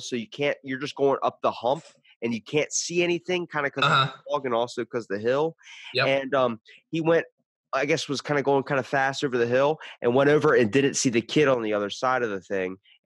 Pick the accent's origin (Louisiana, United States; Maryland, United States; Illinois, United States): Maryland, United States; Ocean City; I'm the only one in my family besides my brother that was born and raised in Ocean City, Maryland